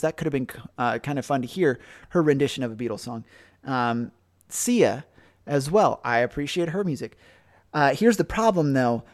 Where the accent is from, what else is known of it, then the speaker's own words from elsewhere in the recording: United States; as an American